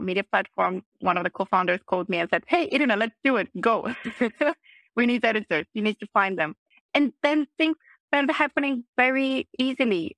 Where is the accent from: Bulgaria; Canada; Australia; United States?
Bulgaria; Plovdiv, Plovdiv Province; moved away as an adult; also born or lived in Vienna; I started as a waitress actually already in my hometown in Plovdiv